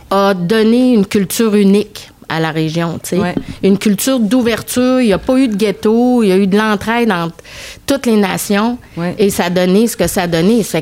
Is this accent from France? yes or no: no; Quebec, Canada; also born or lived in Cairo, Egypt; je suis d'origine syrienne, mais je suis née au Caire en Égypte et je suis arrivée à l'âge de 5 ans au Québec.